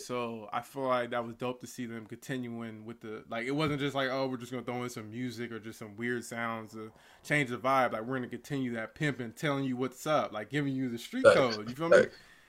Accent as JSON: {"language": "English", "town": "Pittsburgh", "region": "Pennsylvania", "country": "United States", "said": "Pittsburgh, so that was dope."}